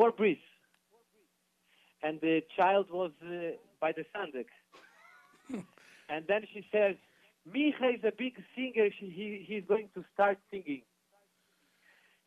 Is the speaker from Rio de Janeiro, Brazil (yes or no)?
yes; Rio de Janeiro, Brazil; now in São Paulo, Brazil; I was born in Brazil in a city which is famous city called Rio de Janeiro